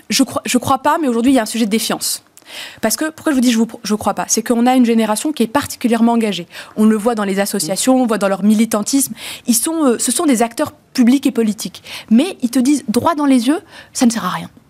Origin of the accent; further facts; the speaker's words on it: Morocco; deux parents sont nés au Maroc et, j'ai grandi, moi je suis née dans le et mais j'ai grandi en plus au Maroc, donc avec cette double culture que notre pays voit comme une richesse.